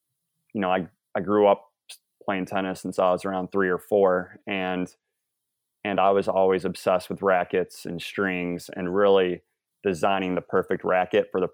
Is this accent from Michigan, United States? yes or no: yes; Michigan, United States; I'm from the Midwest in Michigan